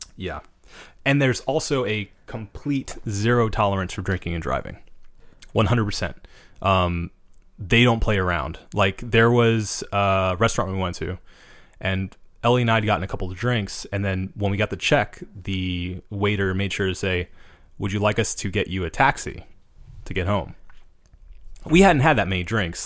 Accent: United States; as an American

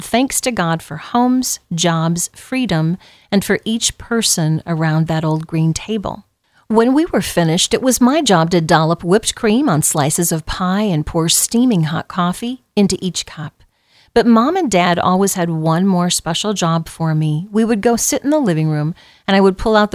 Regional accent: Southwest Iowa, United States; growing up in Southwest Iowa

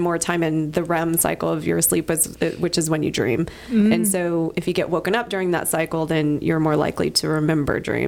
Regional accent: Dallas, Texas, United States; moved away as an adult; also born or lived in College Station, Texas / Fort Worth, Texas / Chicago, Illinois; I'm from Dallas

